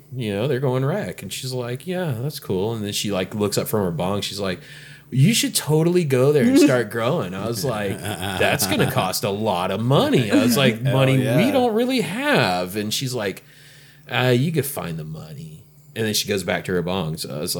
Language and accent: English; Florida, United States; accent: the South; moved away as an adult; also born or lived in California; now in Oregon, United States; I'm originally from Florida, and I spent a lot of time out here on the West Coast for the last 7 years. I've grown in California